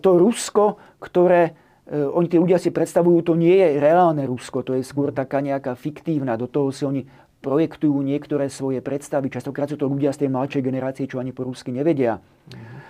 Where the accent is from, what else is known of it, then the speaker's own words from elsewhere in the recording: Slovakia; sme ako Slováci